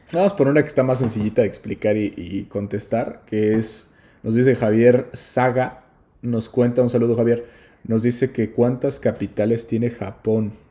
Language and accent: Spanish; Mexico; moved away; nosotros somos de México